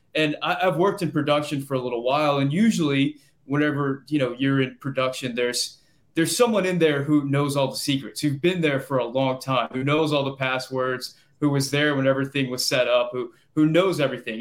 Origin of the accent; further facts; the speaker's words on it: Louisiana, United States; I'm from Louisiana.